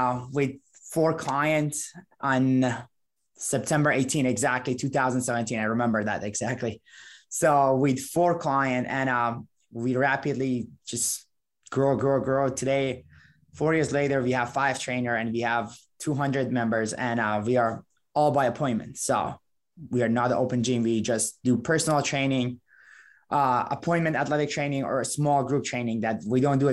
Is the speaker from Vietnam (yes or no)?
no; Iran; English is a second language; moved away as an adult; now in Valparaiso, United States; I was 18 when I moved to the United States. I came from Iran originally